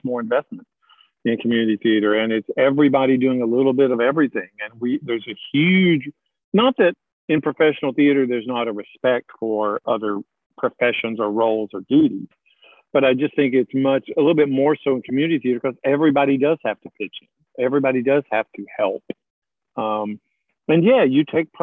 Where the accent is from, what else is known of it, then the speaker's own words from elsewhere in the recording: Morristown, Tennessee, United States; where are you from? Morristown, Tennessee